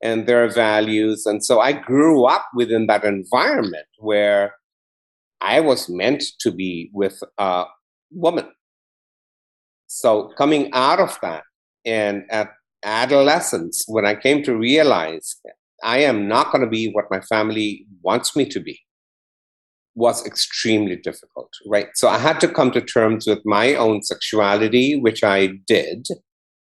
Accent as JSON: {"language": "English", "region": "Kigoma", "country": "Tanzania", "tie": "born or raised there", "said": "I was brought up in Tanzania. I was born in Kigoma, which is a small town on Lake Tanganyika."}